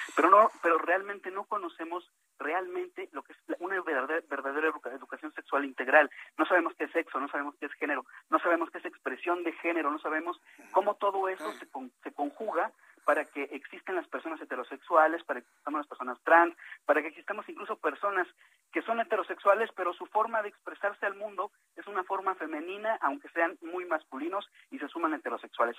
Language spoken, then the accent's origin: Spanish; Mexico City, Mexico; nací en la Ciudad de México, aunque mis papás son migrantes